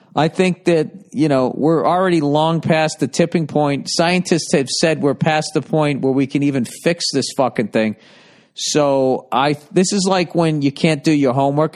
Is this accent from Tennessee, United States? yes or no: no; outside of Boston, Massachusetts, United States; I grew up outside of Boston.